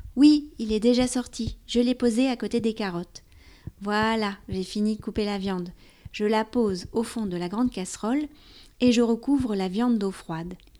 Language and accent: French; France; also born or lived in near Paris; je suis française, j'habite près de Paris